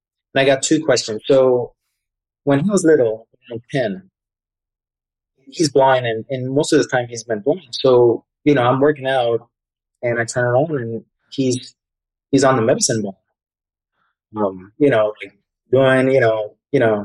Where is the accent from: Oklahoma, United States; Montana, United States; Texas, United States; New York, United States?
New York, United States; New York City; I'm from New York City, so city kid